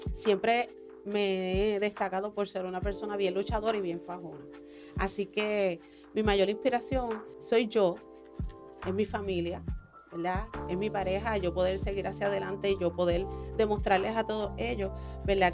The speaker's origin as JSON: {"language": "Spanish", "town": "Orocovis", "country": "Puerto Rico", "moved": "yes", "lives_now": "Ponce, Puerto Rico", "said": "es orocobeña, pero vivo en Ponce hace más de 10 años, así que soy ponceña adoptada"}